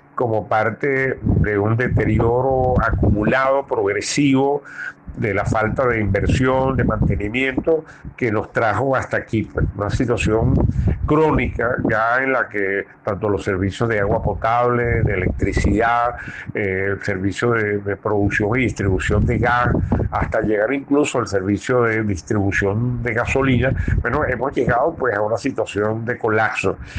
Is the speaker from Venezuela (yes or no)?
yes; Venezuela